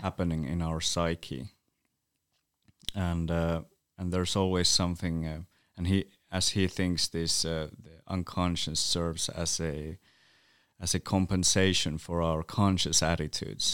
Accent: Utsjoki, Lapland, Finland; first language North Sami; English is a second language; I grew up in a small village, uh, called Åtsjok or Åtsjoki, which is a Sámi village

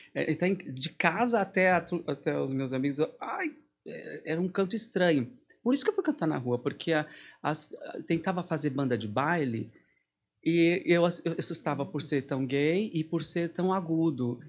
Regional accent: Santo André, São Paulo, Brazil; moved away as an adult; now in Lübeck, Germany; Eu sou de Santo André, uhum. Parque Novo Oratório, São Camilo

